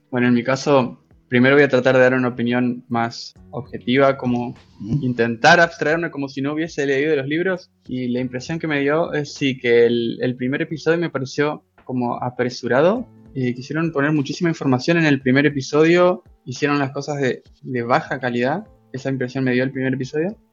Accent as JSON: {"language": "Spanish", "country": "Argentina", "said": "soy de Argentina"}